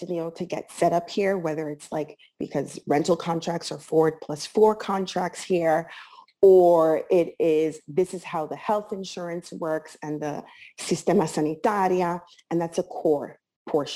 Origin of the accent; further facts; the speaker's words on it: Miami, Florida, United States; moved away as an adult; also born or lived in New York; now in Milan, Italy; growing up in Miami was a lot of fun